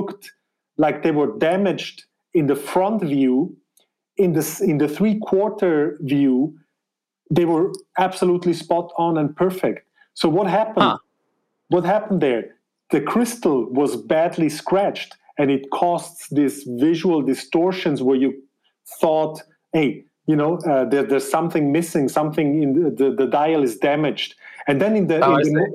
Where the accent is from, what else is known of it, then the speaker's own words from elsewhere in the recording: German-speaking Switzerland, Switzerland; English is a second language; I am of Spanish descent, but born in Switzerland and raised there in the German part, as you can tell by my accent